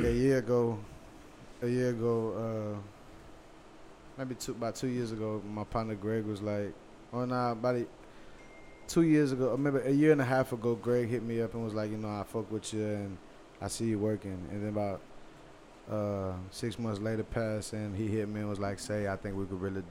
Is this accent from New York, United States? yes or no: no; Bay City, Texas, United States; I'm from Bay City